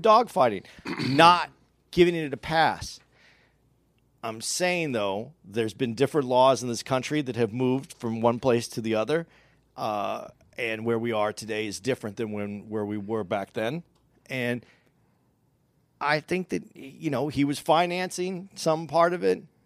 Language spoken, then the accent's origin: English; Arizona, United States; I grew up in Arizona.